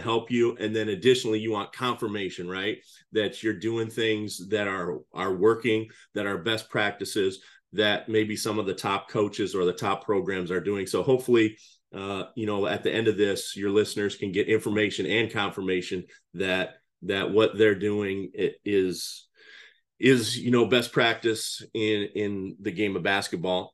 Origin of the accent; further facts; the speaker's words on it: Cedar Falls, Iowa, United States; moved away as an adult; also born or lived in Crystal Lake, Illinois / Chicago, Illinois; now in Illinois, United States; I'm originally from Iowa. I grew up in Cedar Falls, Iowa